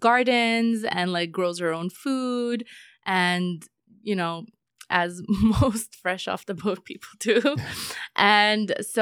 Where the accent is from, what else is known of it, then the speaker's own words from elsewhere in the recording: Crimea, Ukraine; moved away; I was born in the Russian area of Ukraine.